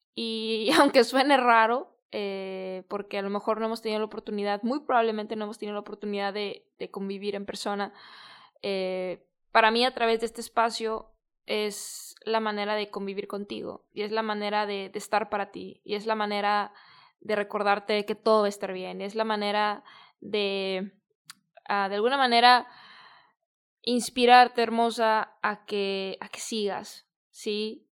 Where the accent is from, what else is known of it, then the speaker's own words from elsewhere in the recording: Guadalajara, Jalisco, Mexico; also born or lived in San Diego; yo soy de Guadalajara